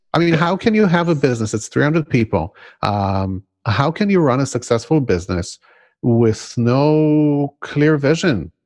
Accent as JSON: {"language": "English", "country": "Israel", "tie": "born or raised there", "first_language": "Hebrew", "second_language": "English", "moved": "yes"}